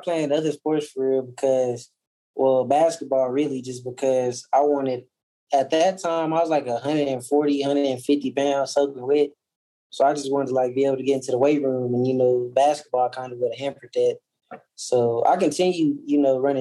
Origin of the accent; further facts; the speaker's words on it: Fort Smith, Arkansas, United States; I was born and raised in Fort Smith, Arkansas